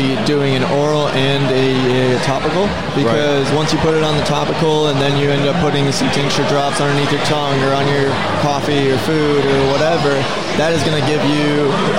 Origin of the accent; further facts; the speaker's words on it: Minnesota, United States; moved away as an adult; also born or lived in Arizona; now in Colorado, United States; we're both from Minnesota.